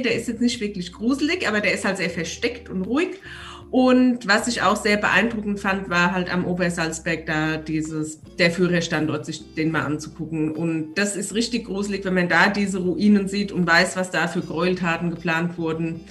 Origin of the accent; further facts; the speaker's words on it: Aschaffenburg, Bavaria, Germany; moved away; also born or lived in Munich; ich komme ja aus Unterfranken, aus Aschaffenburg